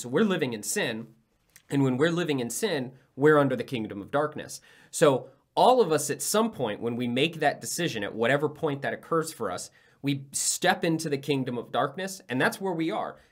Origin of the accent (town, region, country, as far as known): United States